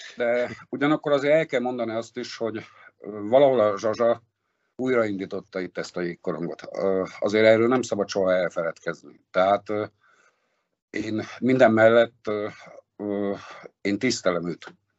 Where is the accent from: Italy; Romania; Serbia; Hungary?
Hungary; Szombathely, Vas; moved away as an adult; also born or lived in Kaposvár; now in Dunaújváros, Hungary; szombathelyi vagyok